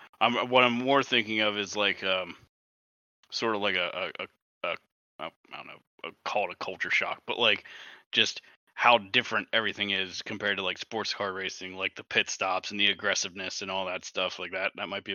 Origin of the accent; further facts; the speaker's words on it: United States; as an American